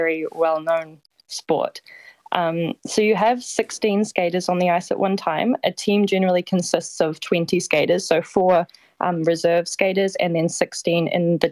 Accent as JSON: {"language": "English", "town": "Christchurch", "region": "Canterbury", "country": "New Zealand", "tie": "born or raised there", "moved": "yes", "lives_now": "'s-Hertogenbosch, Netherlands", "said": "I was born in Christchurch."}